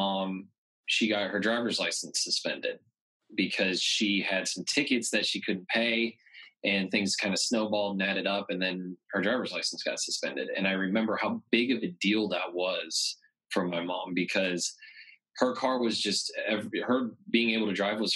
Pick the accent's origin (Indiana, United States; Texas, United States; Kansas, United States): Kansas, United States; Augusta; now in Lawrence, United States; I was born and raised in Augusta, Kansas, a small town down by Wichita.